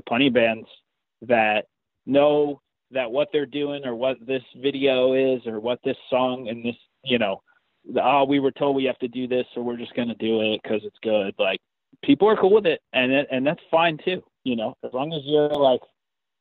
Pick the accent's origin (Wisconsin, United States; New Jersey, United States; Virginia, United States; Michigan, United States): New Jersey, United States; It's just New Jersey, man. I curse a lot